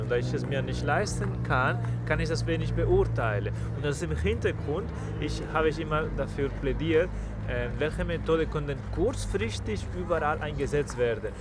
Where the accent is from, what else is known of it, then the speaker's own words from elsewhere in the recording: Spain; German is a second language; now in Germany; meiner Heimat, also zu Spanien